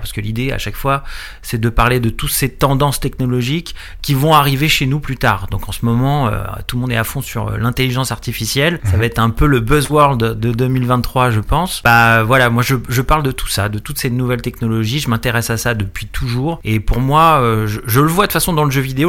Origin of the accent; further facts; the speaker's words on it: Paris region, Île-de-France, France; je suis de région parisienne